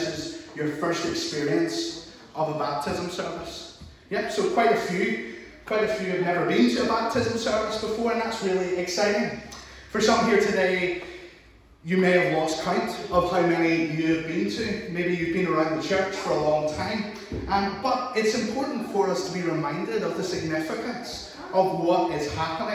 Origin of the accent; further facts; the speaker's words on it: Larne, Northern Ireland, United Kingdom; accent: Northern Irish; I'm from Lauren